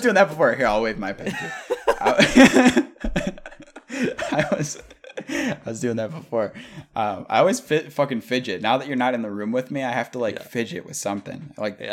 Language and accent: English; New York, United States; I'm from New York, they're like, "Oh, you're from the city?" Like, nah.